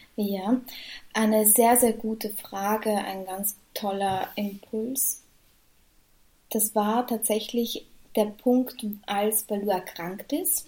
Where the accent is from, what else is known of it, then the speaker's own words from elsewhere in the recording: Vienna, Austria; Ich komme aus Wien, arbeite in meinem Beruf mittlerweile schon über drei Jahre